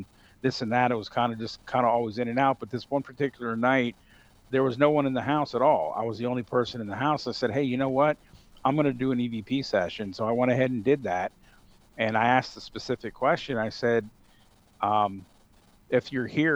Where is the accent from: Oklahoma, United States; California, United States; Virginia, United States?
Virginia, United States; Northern; also born or lived in Evanston, Illinois; my house that I grew up in Northern Virginia